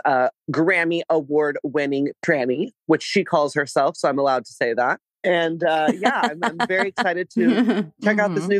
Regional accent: Texas, United States; now in Seattle, United States; I am a girl from Texas. I grew up with them at every meal, pretty much.

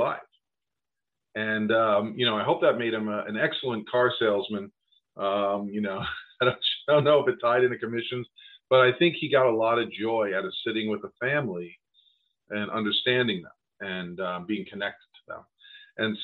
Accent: New York, United States; I grew up in New York

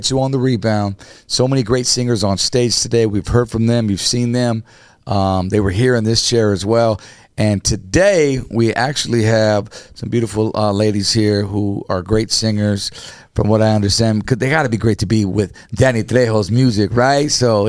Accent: Southern California, United States; I grew up in Southern Cali my whole life

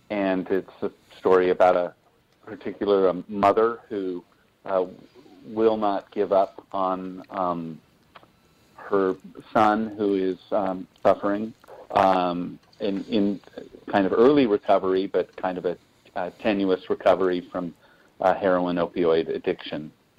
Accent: West Des Moines, Iowa, United States; I grew up in West Des Moines, and of course, if you're from West Des Moines, you either...

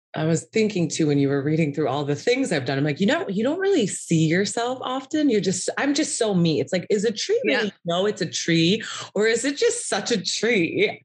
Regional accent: Valparaiso, Indiana, United States; moved away; I'm from small town in Indiana.

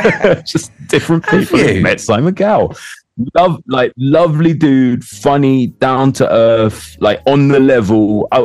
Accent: London, United Kingdom; also born or lived in Hackney; I was born in Kilburn. I still live near Kilburn. I lived in Hackney for 20 years.

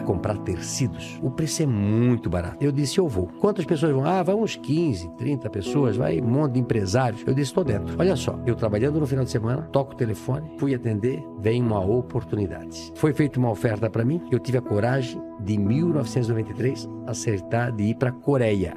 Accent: Brusque, Santa Catarina, Brazil; Eu nasci em Brusque, Santa Catarina, uma casa de madeira

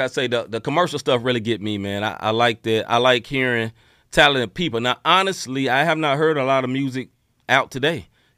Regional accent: Memphis, Tennessee, United States; You know, I'm from there. You know, I'm from Memphis. I didn't love the Memphis sound.

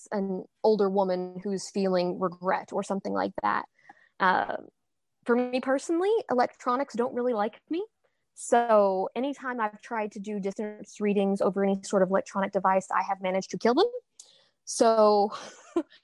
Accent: Kentucky, United States; I'm from Kentucky

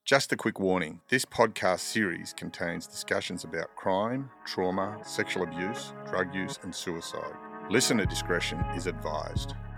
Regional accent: Sydney, New South Wales, Australia; I grew up in Mount Druitt

